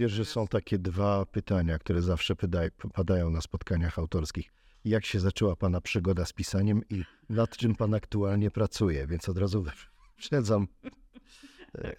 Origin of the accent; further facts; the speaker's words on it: Kraków, Lesser Poland, Poland; Ja jestem z Krakowa